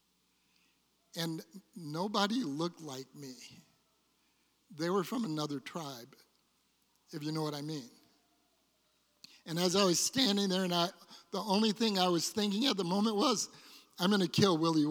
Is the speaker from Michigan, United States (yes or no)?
yes; Detroit, Michigan, United States; when I was a child and I was growing up in Detroit